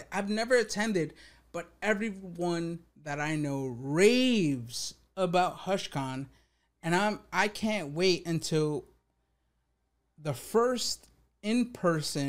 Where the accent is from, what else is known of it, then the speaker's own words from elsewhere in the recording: New York, United States; I'm from New York.